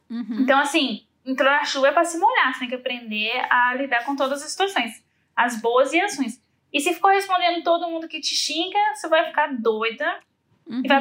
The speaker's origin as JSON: {"language": "Portuguese", "country": "Brazil", "said": "E outra, eu sou brasileira, né, Mori?"}